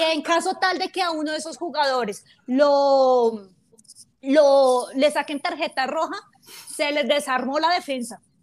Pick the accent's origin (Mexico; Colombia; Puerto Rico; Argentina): Colombia; yo soy de Colombia